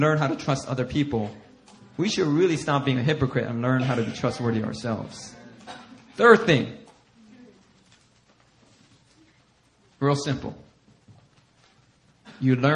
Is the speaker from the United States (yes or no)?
yes; Philadelphia, Pennsylvania, United States; I grew up in Philly